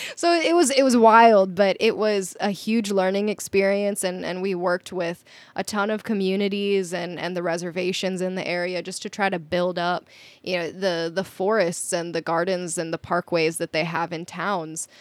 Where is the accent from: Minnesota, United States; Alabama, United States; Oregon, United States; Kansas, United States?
Minnesota, United States; moved away as an adult; also born or lived in South Dakota; I grew up in Minnesota. I basically grew up in the woods